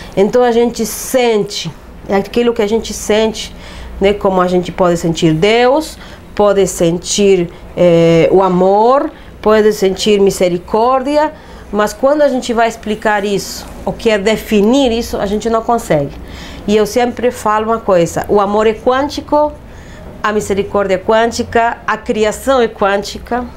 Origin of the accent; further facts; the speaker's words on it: Uruguay; moved away; nasci num país eh, laico